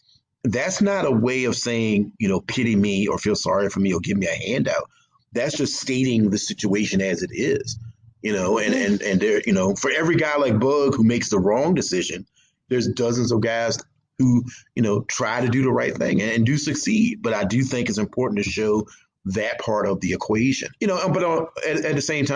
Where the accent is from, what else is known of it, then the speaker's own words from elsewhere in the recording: the South, United States; I think the South, growing up in the South, like I said before, I love the South. I'm not ashamed to be from the South.